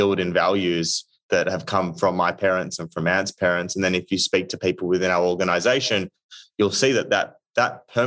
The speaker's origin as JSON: {"language": "English", "country": "Australia", "moved": "as an adult", "lives_now": "United States", "said": "being Australian"}